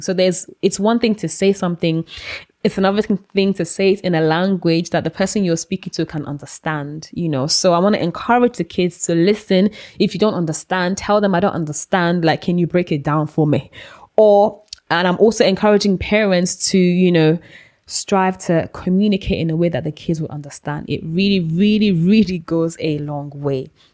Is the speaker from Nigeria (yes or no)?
yes; Nigeria; now in United Kingdom; I grew up in Nigeria